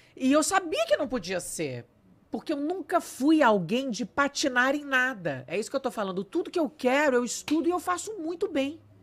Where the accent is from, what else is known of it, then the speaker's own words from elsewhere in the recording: São Paulo, Brazil; accent: Brazilian; moved away as an adult; also born or lived in Rio de Janeiro, Brazil; now in Cascais, Portugal; Eu saí de São Paulo com 19 anos e me mudei para o Rio de Janeiro. Daí eu cheguei no Rio de Janeiro, pensei, pô, larguei minha família, todos os meus amigos, mudei de cidade